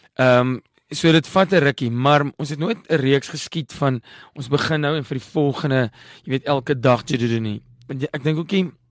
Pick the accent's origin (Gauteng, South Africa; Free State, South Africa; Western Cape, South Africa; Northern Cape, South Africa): Free State, South Africa; Parys; moved away; also born or lived in London, United Kingdom; ek het in Parys groot geword, die dorpie nie ver nie